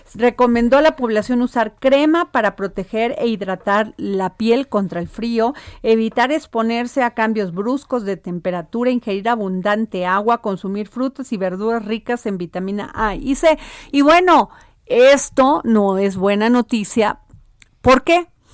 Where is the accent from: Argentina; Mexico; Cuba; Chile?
Mexico; somos así los mexicanos y las mexicanas